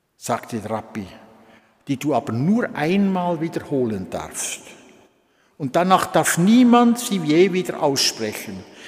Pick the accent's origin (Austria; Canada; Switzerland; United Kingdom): Switzerland; also born or lived in Solothurn / Olten / Bern / Lucerne; Am 19. April 1932 bin ich in Kralingen geboren worden